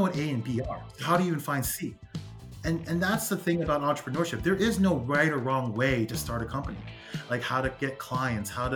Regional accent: Los Angeles, California, United States; also born or lived in Whittier, California / Diamond Bar, California / Rowland Heights, California; So I'm born and raised from Los Angeles

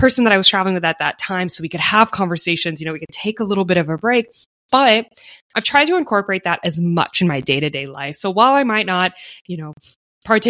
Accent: United States; as an American

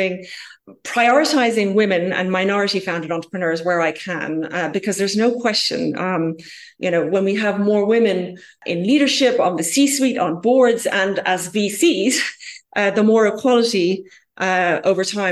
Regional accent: Ireland; I'm originally from Ireland myself

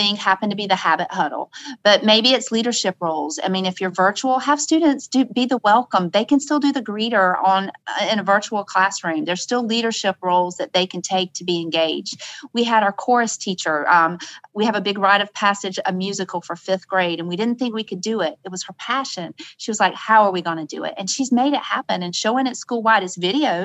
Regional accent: the South, United States; I'm from the South

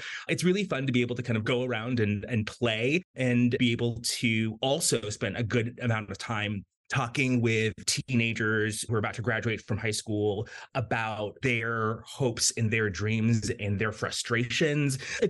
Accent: Florida, United States; also born or lived in Jamaica / United Kingdom; I was born in Jamaica. I grew up in South Florida, lived in a lot of different places.

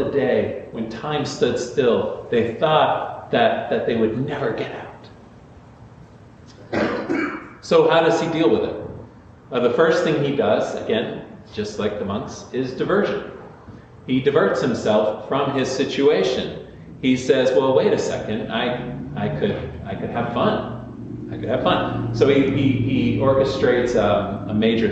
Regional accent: DuBois, Pennsylvania, United States; I was born in Dubois, Pennsylvania

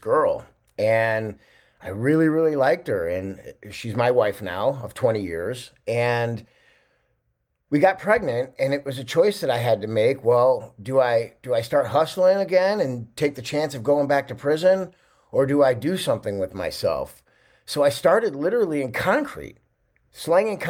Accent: Chicago, Illinois, United States; also born or lived in California; I grew up in Chicago in 1978. I was born

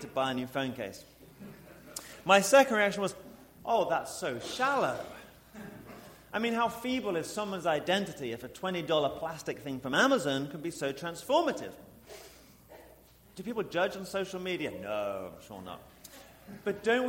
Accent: England, United Kingdom; moved away as an adult; also born or lived in St. Louis; now in Pittsburgh, United States; I am from England

